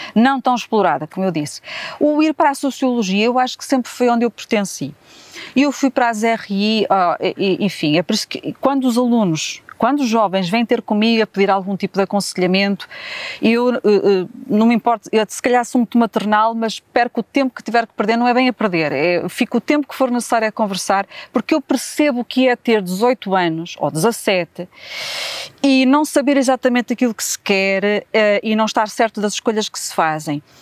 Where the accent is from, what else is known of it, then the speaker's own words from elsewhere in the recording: Braga, Norte, Portugal; also born or lived in Negage, Angola / Huambo, Angola / Vila Verde, Portugal; vim muito pequenina, fui, neste caso, muito pequenina, com dois anos e meio, para Braga. E, portanto, a minha infância foi entre Vila Verde, Braga